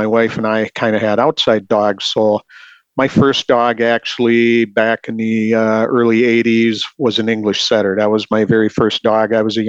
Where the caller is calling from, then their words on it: Scandia, Minnesota, United States; Sure, I'm calling from Scandia, Minnesota